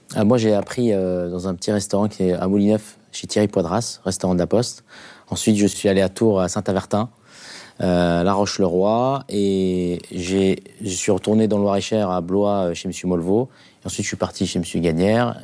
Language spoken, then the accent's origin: French; Algeria; moved away; J'ai grandi en Algérie